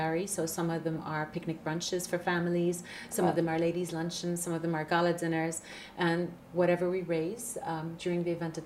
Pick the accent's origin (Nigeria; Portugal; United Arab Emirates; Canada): United Arab Emirates; Dubai; being born and brought up in Dubai